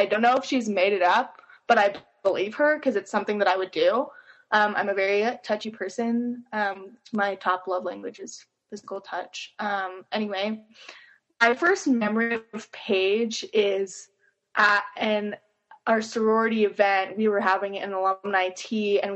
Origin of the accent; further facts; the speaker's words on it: Henderson, Nevada, United States; moved away as an adult; now in Utah, United States; I'm originally from Henderson, Nevada, and then moved here for college